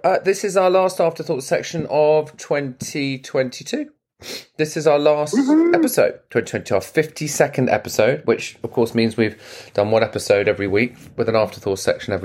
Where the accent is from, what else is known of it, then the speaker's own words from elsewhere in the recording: England, United Kingdom; now in United States; I'm English